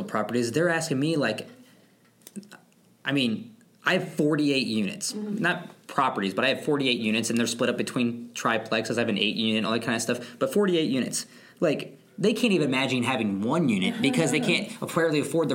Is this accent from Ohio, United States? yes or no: yes; Miamisburg, Ohio, United States; I'm from Miamisburg